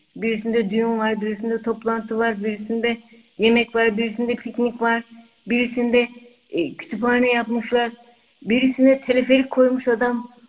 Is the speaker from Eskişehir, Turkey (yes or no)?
yes; Eskişehir, Turkey; moved away; also born or lived in California, United States